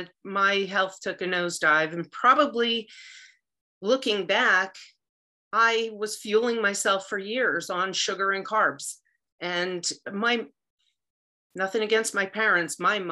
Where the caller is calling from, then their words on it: Sussex County, New Jersey, United States; I am actually calling from Sussex County, New Jersey.